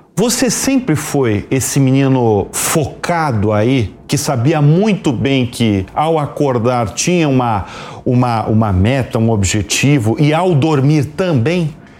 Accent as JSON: {"language": "Portuguese", "region": "Santa Catarina", "country": "Brazil", "said": "Eu sou catarinense"}